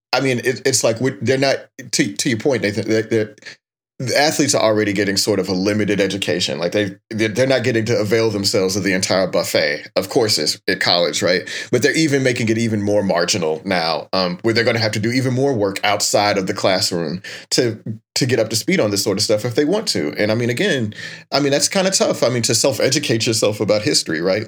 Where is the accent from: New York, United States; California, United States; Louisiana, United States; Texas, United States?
Texas, United States; when I was growing up in Texas